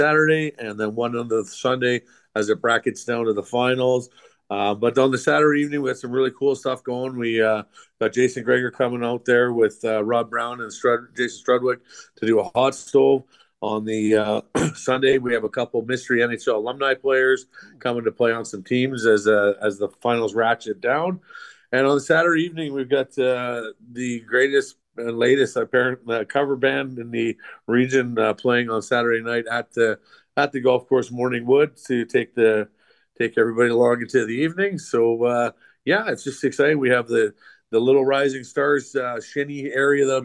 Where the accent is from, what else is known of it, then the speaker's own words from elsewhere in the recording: Canada; being Canadian kids. That's part and parcel with you know, coming from here